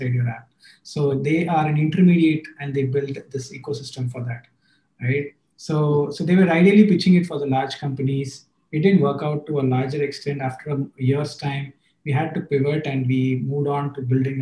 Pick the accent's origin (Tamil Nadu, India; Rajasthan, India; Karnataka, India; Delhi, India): Tamil Nadu, India; Chennai; I come from Chennai, the hottest place in the south